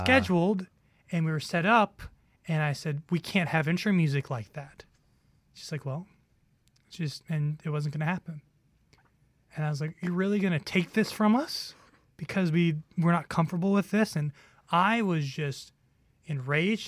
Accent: New York, United States; I, I grew up in New York

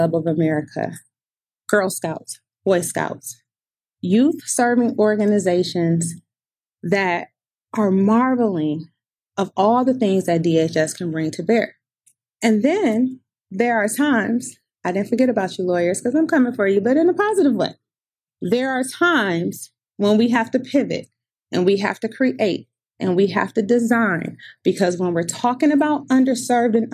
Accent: Detroit, Michigan, United States; I'm also from Detroit, Michigan

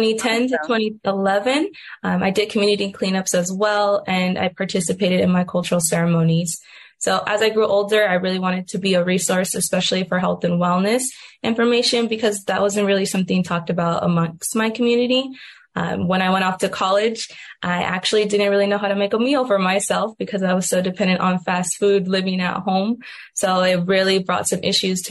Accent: Tucson, Arizona, United States; I was born and raised on the Pascoyaki Reservation in Tucson, Arizona.

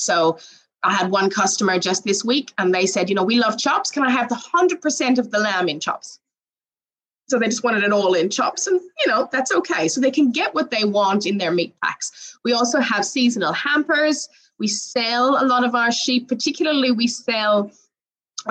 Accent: Ireland; now in Australia; Originally, I'm from Ireland

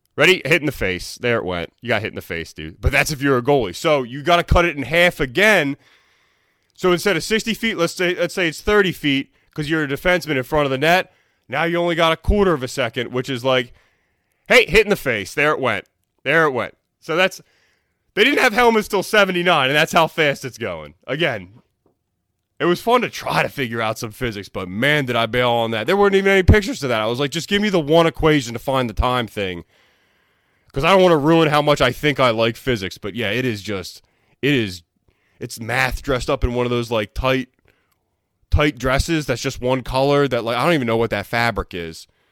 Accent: Philadelphia, Pennsylvania, United States; I'm from Philly

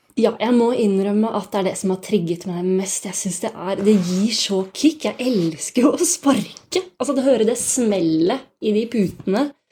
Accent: Bærum, Akershus, Norway; moved away; also born or lived in Oslo / Los Angeles; jeg kommer jo fra Bærum, og der begynte jeg å trene taekwondo da jeg var rundt 14 år

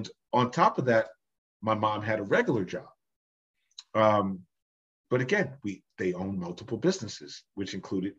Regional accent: New Jersey, United States; my parents are from Jamaica. I was born in New Jersey

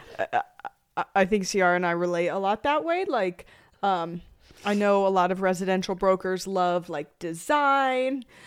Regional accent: Greeley, Colorado, United States; also born or lived in Arizona; So I grew up in Greeley, Colorado

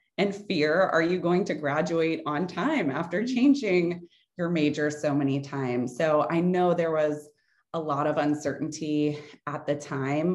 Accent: New Orleans, Louisiana, United States; moved away as an adult; also born or lived in Tallahassee, Florida; Hurricane Katrina hit New Orleans. And that was my hometown

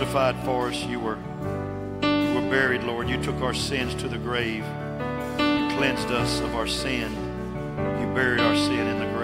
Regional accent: West Texas, United States; I was raised out in West Texas

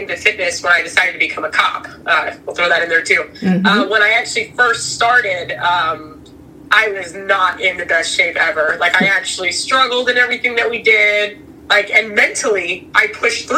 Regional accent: Florida, United States; also born or lived in Massachusetts; I'm a true Floridian here. well, I was born in Massachusetts, but I'm a Floridian

